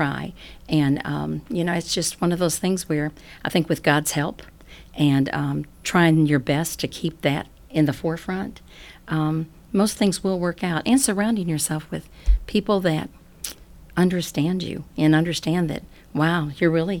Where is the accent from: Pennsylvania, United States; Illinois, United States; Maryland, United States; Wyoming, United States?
Illinois, United States; Chicago; now in Athens, United States; I'm not from here, and I was raised in Chicago, Illinois